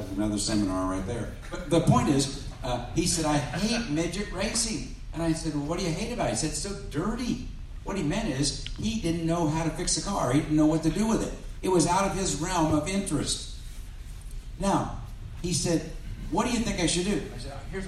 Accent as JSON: {"language": "English", "town": "Cincinnati", "region": "Ohio", "country": "United States", "tie": "born or raised there", "said": "And I grew up in the Cincinnati area"}